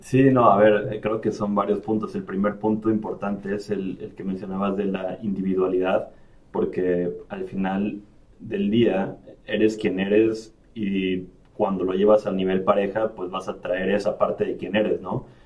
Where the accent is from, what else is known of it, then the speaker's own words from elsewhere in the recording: Emiliano Zapata, Tabasco, Mexico; moved away as an adult; also born or lived in Mexico City / Villahermosa / Monterrey / Rennes; now in Ireland; crecí y viví 15 años en un pueblo que se llama Emiliano Zapata en el estado de Tabasco